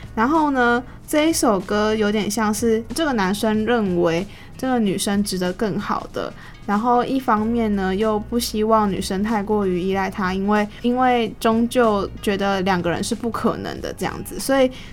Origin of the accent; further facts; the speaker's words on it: Taiwan; 作为一个台湾人，我自己都还没有去过野柳